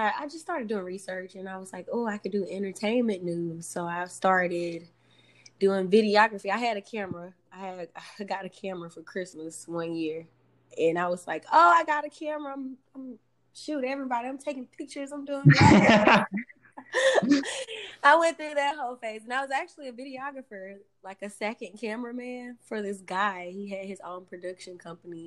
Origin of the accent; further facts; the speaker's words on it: Alabama, United States; also born or lived in Louisiana; I was from Alabama